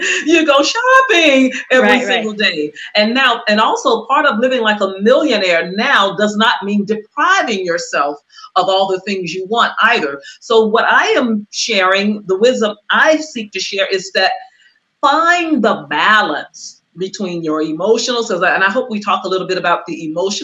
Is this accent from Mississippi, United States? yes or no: yes; Cleveland, Mississippi, United States; now in Los Angeles, United States; I was born and raised in Mississippi to sharecroppers and to cooks